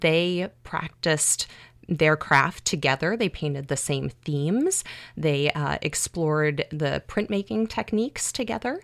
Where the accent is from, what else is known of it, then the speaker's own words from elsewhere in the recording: outside of Chicago, Illinois, United States; a 16 year old high school girl yeah. growing up outside of Chicago